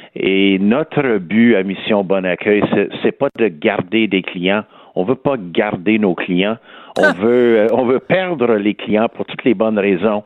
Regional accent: Montreal, Quebec, Canada; accent: West Island; j'ai toujours mon accent du West Island.

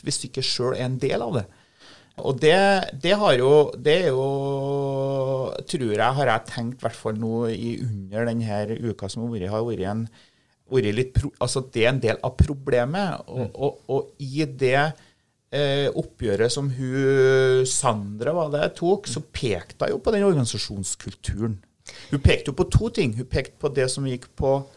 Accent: Steinkjer, Trøndelag, Norway; jeg er fra, fra Steinkjer

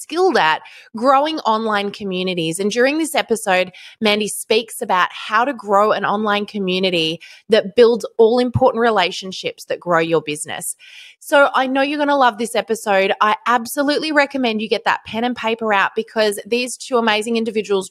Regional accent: Australia; So plus we're Australian.

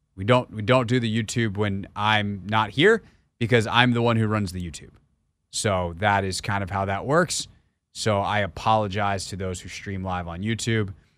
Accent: Greenville, South Carolina, United States; accent: Southern; moved away; also born or lived in Tennessee / New York; I grew up in Greenville, South Carolina

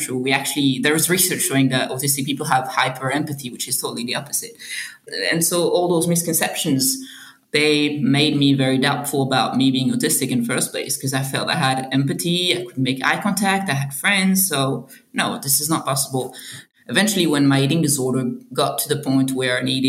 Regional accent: Belgium; moved away as an adult; also born or lived in Australia; now in Sydney, Australia; I'm originally from Belgium

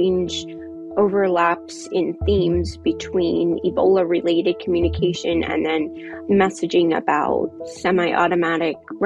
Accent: United States; being an American

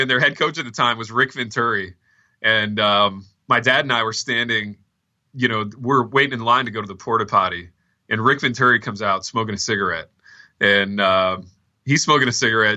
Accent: Indianapolis, Indiana, United States; growing up in Indianapolis

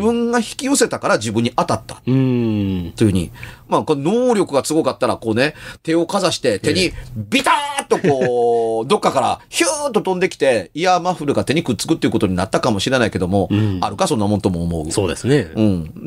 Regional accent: Amagasaki, Hyogo, Japan; 尼崎で育ちました

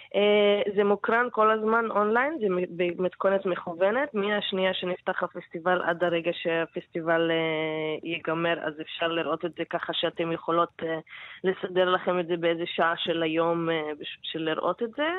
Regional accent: Palestine; בתור להט"בים פלסטינים

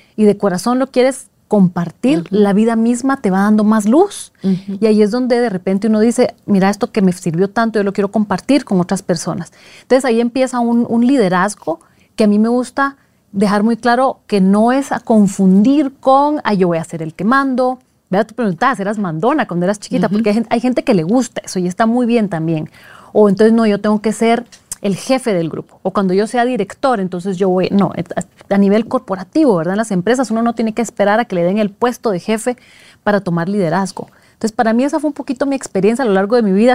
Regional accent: Guatemala; moved away as an adult; also born or lived in Switzerland; cuando me mudé de Guatemala, que es el país de la eterna primavera, y me voy a Suiza de diciembre

